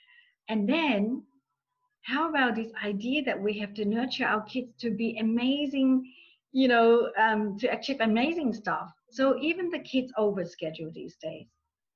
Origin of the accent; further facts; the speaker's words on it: Australia; English is a second language; I'm from Australia, a few of us from Australia.